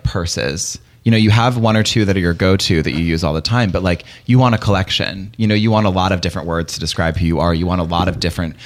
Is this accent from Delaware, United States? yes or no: no; Raleigh, North Carolina, United States; I grew up in North Carolina, in Raleigh.